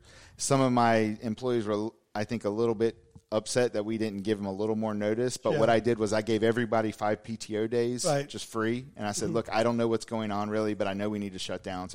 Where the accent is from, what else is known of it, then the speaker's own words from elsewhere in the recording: Raleigh, North Carolina, United States; I'm a dentist from Raleigh, North Carolina